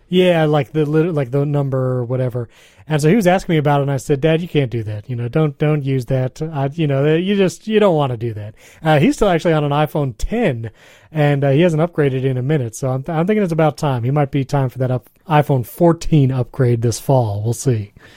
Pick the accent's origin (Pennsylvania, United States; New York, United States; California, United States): New York, United States; I grew up in New York, here in the States